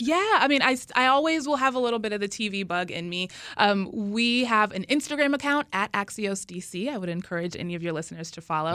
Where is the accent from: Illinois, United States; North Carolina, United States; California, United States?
North Carolina, United States; Charlotte; now in Washington, United States; my hometown, Charlotte